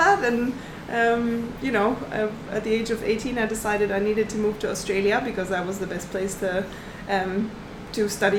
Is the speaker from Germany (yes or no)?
yes; Southern Germany, Germany; born there; Actually, I come from a landlocked place. So I was born in Germany.